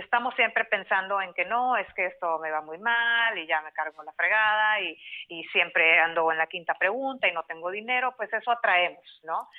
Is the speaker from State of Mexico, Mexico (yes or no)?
no; Mexicali, Baja California, Mexico; moved away as an adult; now in San Diego, United States; Yo soy de Mexicali, Baja California, México. Eh, ahí nací, crecí, hice la mayor parte de mi vida